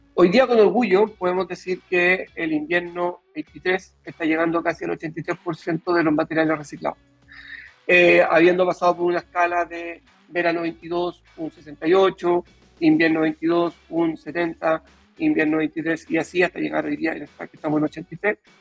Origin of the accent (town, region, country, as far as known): Chile